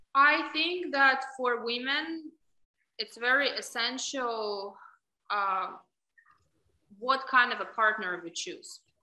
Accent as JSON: {"language": "English", "country": "Ukraine", "tie": "born or raised there", "accent": "Russian", "second_language": "English", "moved": "as an adult", "lives_now": "United States", "said": "I was born in Ukraine, and mentality of women and upbringing of girls in Ukraine is very different from United States. So we are taught probably since young age to tolerate a lot"}